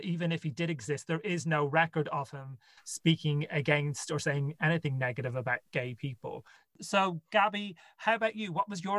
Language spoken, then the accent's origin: English; Ireland; Because I went to Catholic school, obviously being Irish.